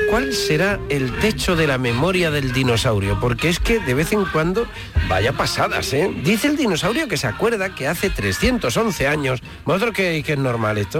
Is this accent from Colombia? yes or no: no; Andalusia, Spain; moved away